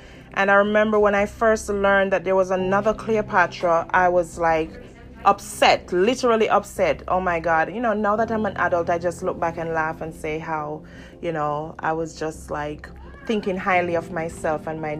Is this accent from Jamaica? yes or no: yes; Jamaica; now in United States; Jamaicans, we're very hardworking people.